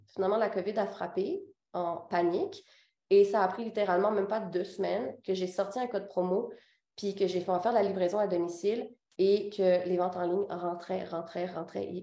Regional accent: Quebec, Canada; also born or lived in Réunion; Je suis née là-bas. Puis, à six ans, mes parents ont décidé de déménager au Québec.

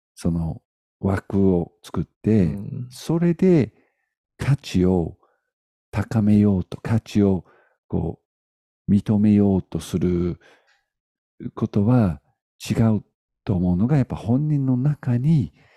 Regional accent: United Kingdom; moved away; 僕は、うんまあ、イギリス人なんですよね。イギリス人なので、まあ、こういう見た目です。

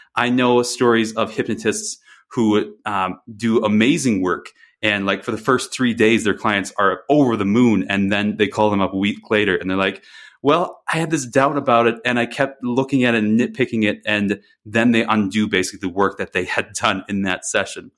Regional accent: Wisconsin, United States; moved away; I grew up in Wisconsin

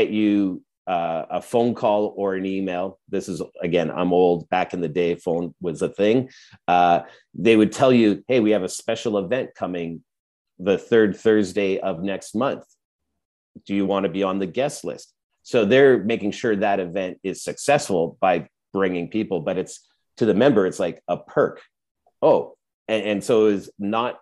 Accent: Edmonton, Alberta, Canada; I grew up in Edmonton

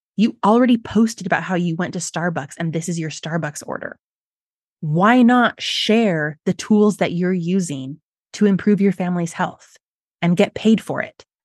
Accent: Utah, United States; I'm from Utah, which is the birthplace of several multi-level marketing companies

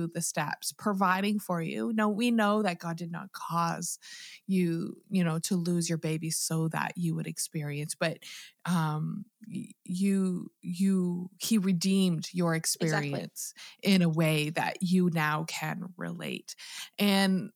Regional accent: Canada; I'm Canadian

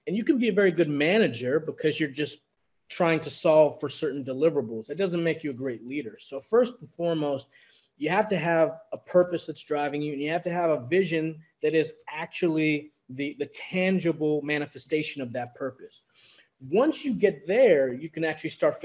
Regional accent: New York, United States; as a New Yorker, born and raised

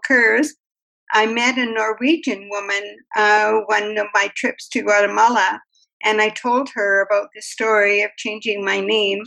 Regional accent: Canada; as a Canadian, I'm such a mixture of everything

